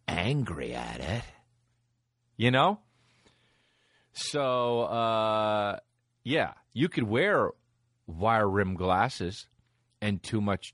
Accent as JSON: {"language": "English", "region": "New Jersey", "country": "United States", "said": "I'm from New Jersey, and I love New Jersey"}